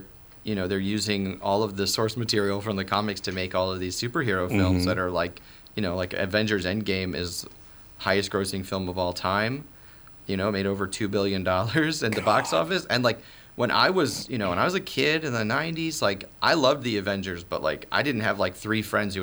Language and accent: English; Maryland, United States; I'm from the Washington, D.C. area. I grew up in Maryland.